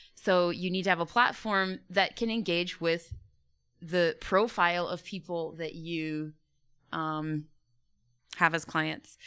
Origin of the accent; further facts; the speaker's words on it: United States; moved away as an adult; also born or lived in Canada; being an American, working in Africa